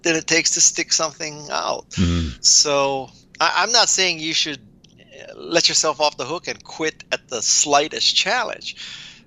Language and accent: English; Honolulu, Hawaii, United States; I was raised in Honolulu, Hawaii